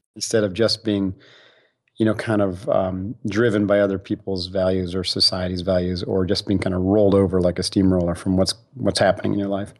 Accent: Utica, New York, United States; moved away; I grew up back east in upstate New York

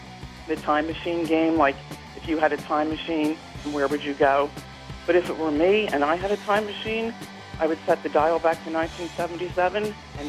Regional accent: Philadelphia, Pennsylvania, United States; I graduated from high school in 1977, and I was raised in Philadelphia

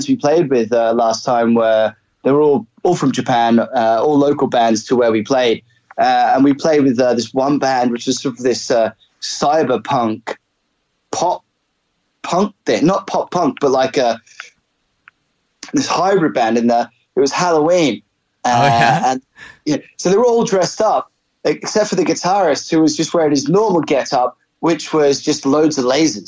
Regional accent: Brisbane, Queensland, Australia; now in England; I was actually born in England. My parents immigrated to Australia when I was about six. And so I grew up in Brisbane.

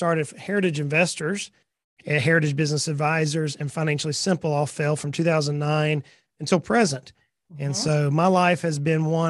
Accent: South Georgia, United States; moved away as an adult; now in Tennessee, United States; I was born and raised in South Georgia.

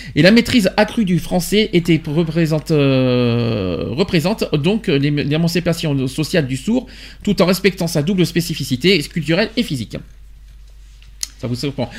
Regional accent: France; chez nous en France

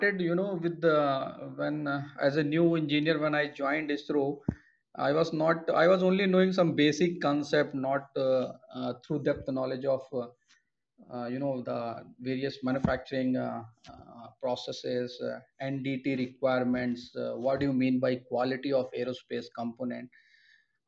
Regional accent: Kanpur, Uttar Pradesh, India; moved away; also born or lived in Warangal; I am basically from Kanpur, Uttar Pradesh

